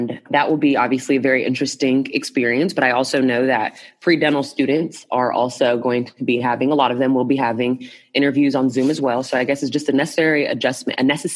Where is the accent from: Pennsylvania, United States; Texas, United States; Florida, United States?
Texas, United States; Dallas; I'm from Dallas, Texas